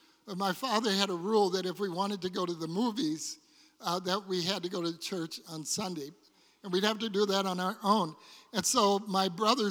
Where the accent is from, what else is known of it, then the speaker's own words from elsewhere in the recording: Detroit, Michigan, United States; when I was a child and I was growing up in Detroit